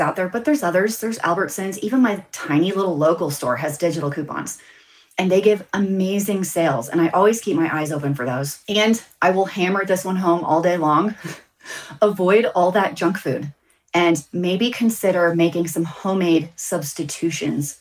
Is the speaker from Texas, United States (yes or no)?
yes; Texas, United States; I'm from the South. I'm from Texas